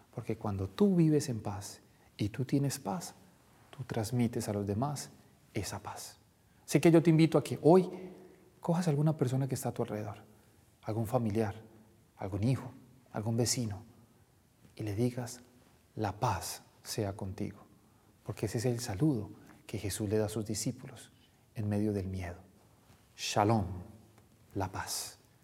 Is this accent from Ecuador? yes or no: no; Colombia; Nosotros como colombianos no hablamos mucho de la paz, porque siempre hemos vivido como en guerra